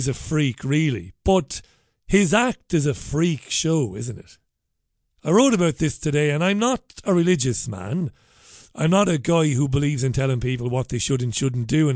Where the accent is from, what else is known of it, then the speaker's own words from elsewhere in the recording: Ireland; now in United Kingdom; I'm an immigrant. I am. I'm an Irishman. Proud Irishman. I'm Irish to my bone marrow.